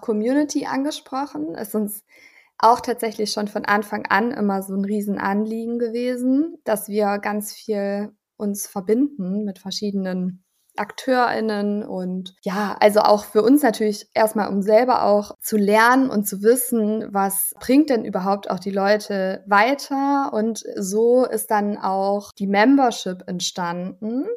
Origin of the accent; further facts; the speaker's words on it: Allgäu, Bavaria, Germany; moved away as an adult; also born or lived in Ulm; now in Berlin, Germany; dem Allgäu, was meine Heimat ist